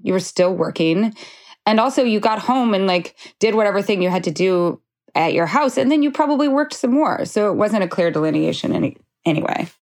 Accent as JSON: {"language": "English", "region": "Idaho", "country": "United States", "also_born_or_lived": "Montana", "moved": "yes", "said": "I'm from Idaho"}